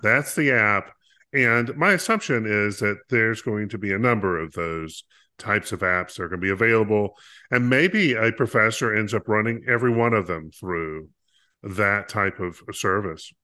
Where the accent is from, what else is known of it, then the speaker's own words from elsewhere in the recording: North Carolina, United States; growing up in North Carolina, we had all sorts of types of farms that were available